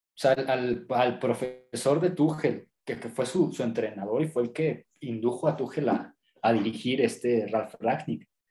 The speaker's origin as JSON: {"language": "Spanish", "country": "Mexico"}